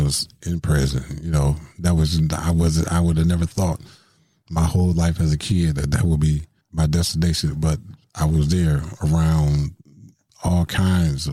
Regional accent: Milwaukee, Wisconsin, United States; born or raised there

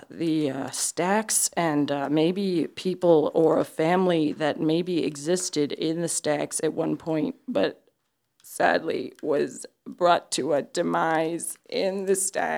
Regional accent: Ohio, United States; Because I am from Ohio.

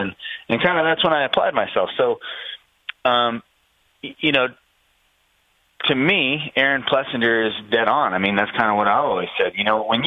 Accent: Menifee, California, United States; I grew up here in Paris, you know, Menifee, California

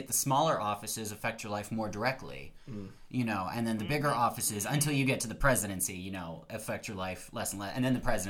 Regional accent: Texas, United States; I'm from Texas

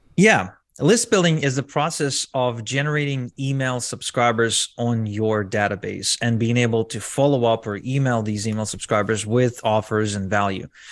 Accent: Arad, Southern District, Israel; English is a second language; I grew up in a small town in Israel where most people didn't even speak English

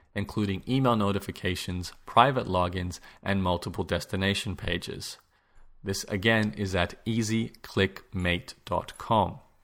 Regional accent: Australia; As an Australian

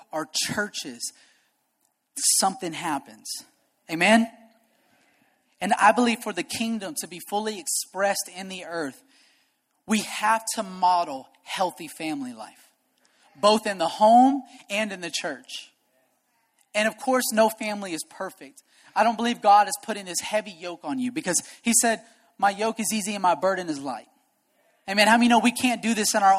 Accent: United States; I'm an American.

